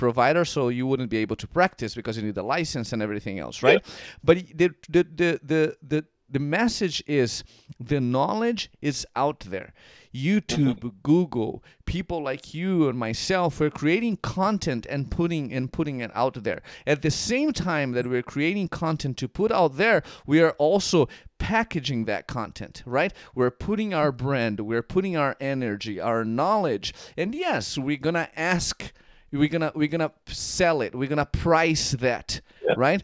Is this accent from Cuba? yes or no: no; Curitiba, Paraná, Brazil; moved away; I was born and raised in Brazil.